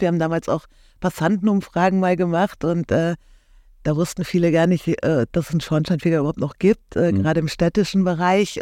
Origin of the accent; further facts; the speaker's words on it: Cologne, North Rhine-Westphalia, Germany; ich komme aus Köln oder beziehungsweise unsere Firma sitzt in Köln